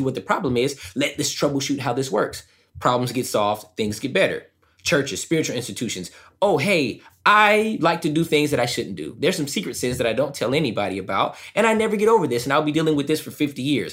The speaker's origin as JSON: {"language": "English", "region": "Southern California", "country": "United States", "tie": "born or raised there", "said": "I grew up in SoCal, right? The land of Hollywood, right?"}